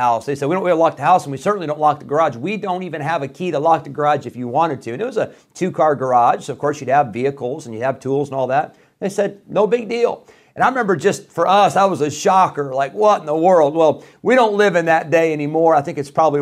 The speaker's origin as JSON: {"language": "English", "town": "Rockford", "region": "Illinois", "country": "United States", "tie": "born or raised there", "also_born_or_lived": "Geneseo, Illinois", "said": "My family, we moved from Rockford, Illinois when I was 16. So this was 1995."}